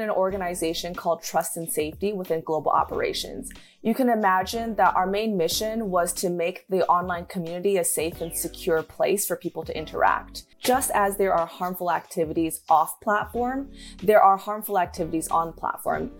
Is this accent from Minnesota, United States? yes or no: no; Western Michigan, United States; growing up in Michigan